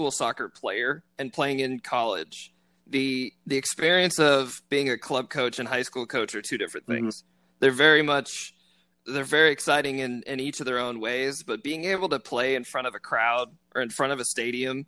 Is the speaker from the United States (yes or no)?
yes; Keller, Texas, United States; also born or lived in Watauga, Texas; I grew up in Keller, so I was actually in Watauga, and we went to Keller Central.